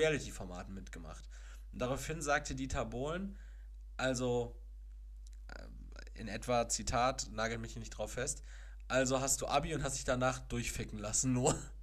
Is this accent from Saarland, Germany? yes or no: no; Castrop-Rauxel, North Rhine-Westphalia, Germany; Aus meiner Heimatstadt, Kastrop-Rauxel